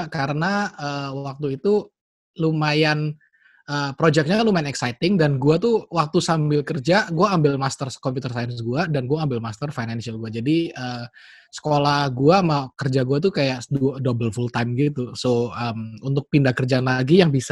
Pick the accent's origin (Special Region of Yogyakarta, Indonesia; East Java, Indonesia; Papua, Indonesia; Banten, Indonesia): East Java, Indonesia; Surabaya; moved away; also born or lived in United States; background uh, eh, gue yang menarik gue dari Surabaya, Wong Jowo, kemudian uh, merantau ke Amrik berapa ya, Sepuluh 10 tahun kali ya 10 tahun di Amrik